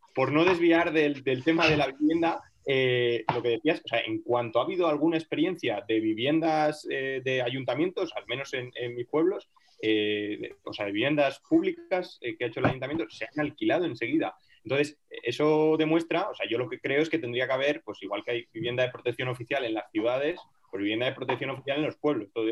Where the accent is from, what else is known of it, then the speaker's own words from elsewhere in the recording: Teruel, Aragon, Spain; Yo ya nací en, Teruel, eh, pero bueno, son pueblecitos de menos de...